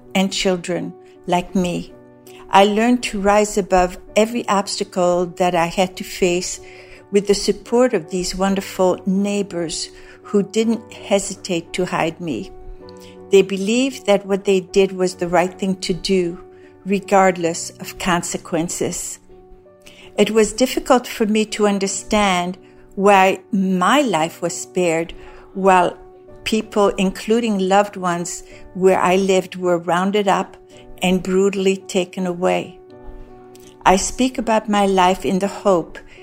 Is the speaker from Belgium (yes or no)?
yes; Brussels, Brussels-Capital Region, Belgium; moved away; I was born in Brussels, Belgium, in Laeken, L-A-E-K-E-N.